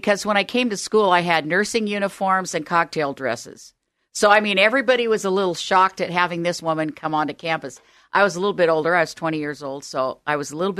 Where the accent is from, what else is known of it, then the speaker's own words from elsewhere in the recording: California, United States; moved away as an adult; now in Eugene, United States; Well, actually, I came from Southern California where I'd gone to high school. So that was a major learning curve to go from Southern California to Oregon.